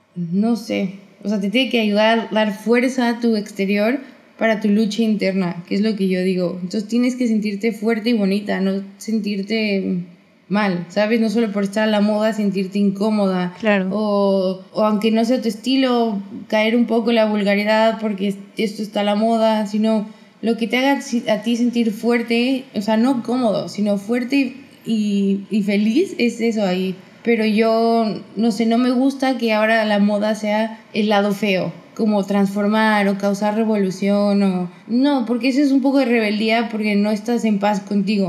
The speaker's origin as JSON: {"language": "Spanish", "country": "Mexico", "said": "mexicana libanesa"}